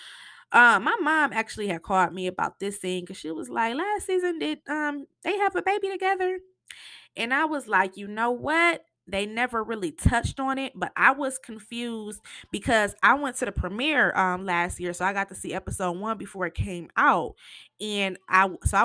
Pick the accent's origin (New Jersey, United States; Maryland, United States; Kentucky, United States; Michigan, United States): Michigan, United States; Flint; in Michigan, you know, I'm from Flint